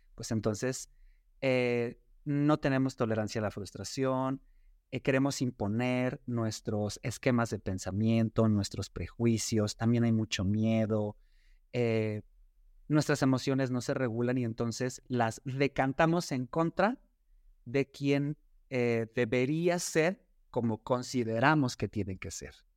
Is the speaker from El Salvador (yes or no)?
no; Mexico; cómo está la población LGBTQ y más en nuestro país